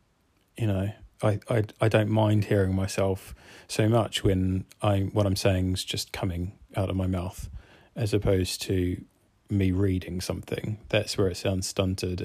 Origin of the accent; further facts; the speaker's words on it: New Zealand; now in Cardiff, United Kingdom; I grew up in New Zealand, so this is why my accent is the way that it is